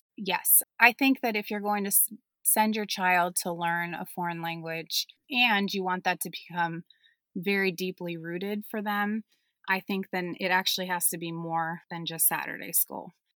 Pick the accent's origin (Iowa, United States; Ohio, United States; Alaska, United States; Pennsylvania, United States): Pennsylvania, United States; Pittsburgh; first language German; English is a second language; also born or lived in New York City; I grew up mostly in Pittsburgh